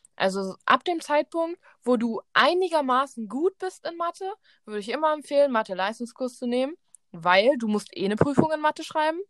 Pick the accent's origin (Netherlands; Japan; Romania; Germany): Germany; Berlin; Wir sind beide in Berlin zur Schule gegangen